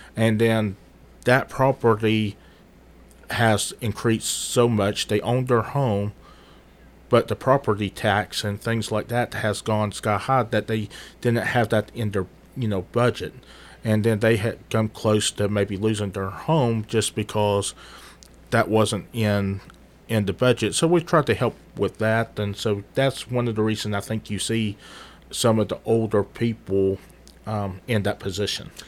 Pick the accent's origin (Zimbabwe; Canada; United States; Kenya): United States; Murfreesboro, Tennessee; moved away as an adult; also born or lived in United Kingdom; for the most part, I grew up here in Murfreesboro